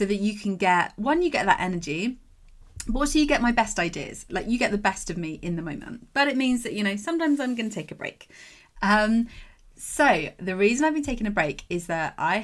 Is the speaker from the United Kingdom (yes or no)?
yes; England, United Kingdom; I'm English